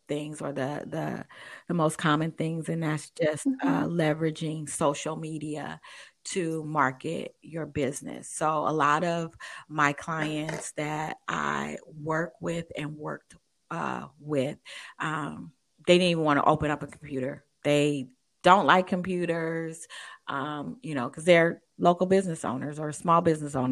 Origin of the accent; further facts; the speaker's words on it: Oakland, California, United States; I grew up in Oakland, California